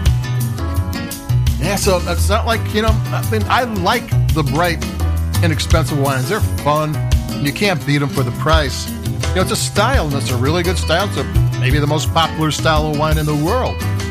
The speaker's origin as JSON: {"language": "English", "town": "Chicago", "region": "Illinois", "country": "United States", "said": "I'm from Chicago"}